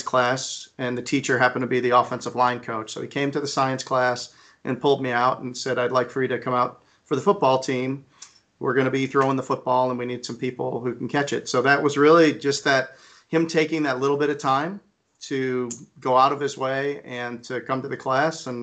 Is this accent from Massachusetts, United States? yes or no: no; Schaumburg, Illinois, United States; I grew up outside of Chicago in Schaumburg, Illinois